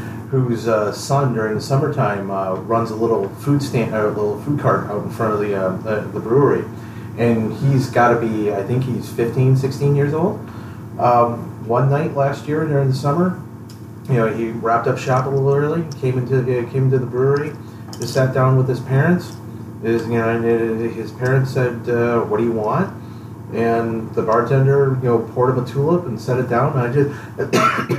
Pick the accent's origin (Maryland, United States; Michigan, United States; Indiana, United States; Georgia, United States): Michigan, United States; Detroit; moved away; I'm originally from Detroit, so I got started early because I was just a stone's throw from Windsor